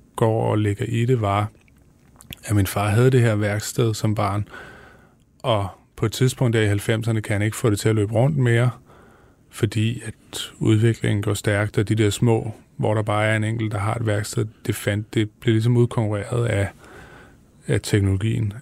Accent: Viborg, Central Denmark Region, Denmark; i Viborg, hvor jeg voksede op

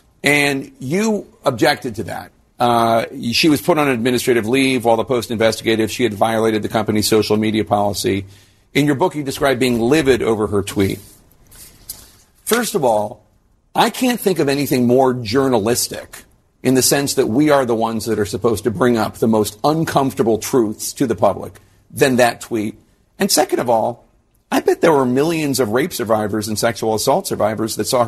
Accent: Philadelphia, Pennsylvania, United States; I'm from Philadelphia

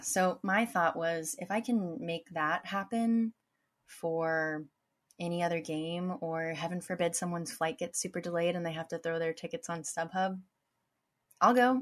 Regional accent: United States; I, as an American

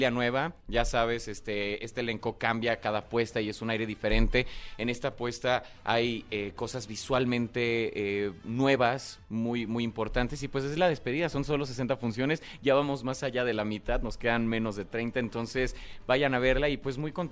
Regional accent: Guadalajara, Jalisco, Mexico; yo soy de Guadalajara

